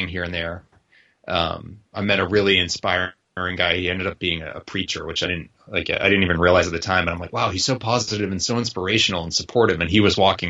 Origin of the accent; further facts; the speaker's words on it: Boston, Massachusetts, United States; I'm from Boston